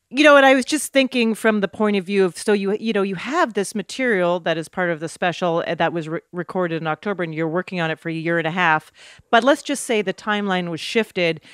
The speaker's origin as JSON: {"language": "English", "country": "Canada", "also_born_or_lived": "New York", "moved": "as an adult", "said": "I was a comic from Canada"}